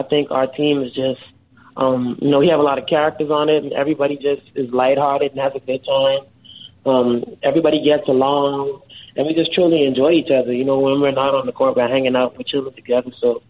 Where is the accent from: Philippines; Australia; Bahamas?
Bahamas; Freeport, Grand Bahama; was born and raised in the Bahamas. Shout out to Freeport, Grand Bahama, to all my people back there in the 242. But, born and raised there.